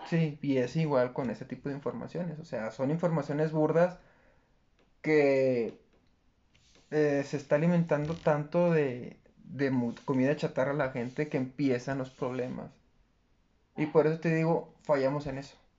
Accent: Mexico; como buen mexicano

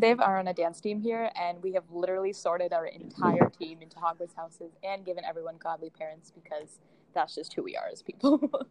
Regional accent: Boston, Massachusetts, United States; moved away as an adult; now in Washington, D.C., United States; I'm originally from Boston, but I'm also in D.C. going to the George Washington University

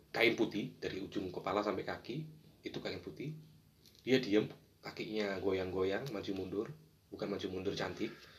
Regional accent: Surabaya, East Java, Indonesia; awal kisah saya sih lahir besar di Surabaya

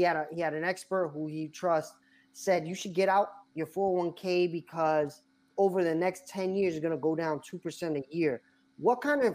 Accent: New York, United States; oh, we're from New York. Edwin's Dominican, I'm Puerto Rican

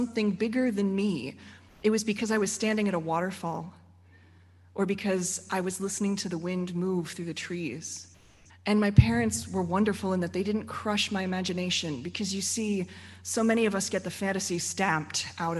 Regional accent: Frederick, Maryland, United States; I grew up here in Frederick

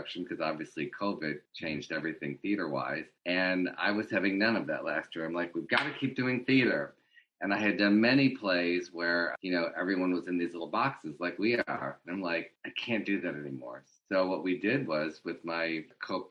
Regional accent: Detroit, Michigan, United States; moved away; also born or lived in Los Angeles; Detroit, my hometown

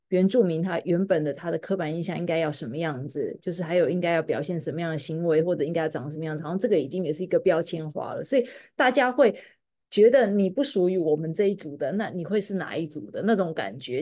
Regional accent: Taiwan; moved away as an adult; now in United States; 以前我是在台湾长大的台湾人

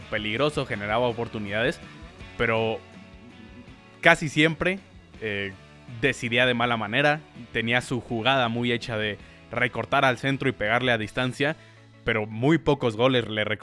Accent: Mexico; como mexicanos

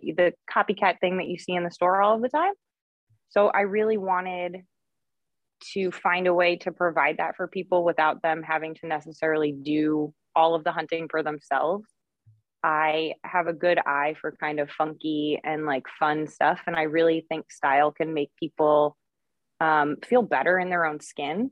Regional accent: New York, United States; I'm from New York, as you had said before, living up in Rochester right now

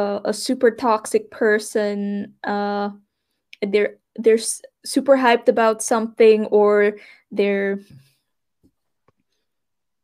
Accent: Suriname; moved away as an adult; I'm from Suriname

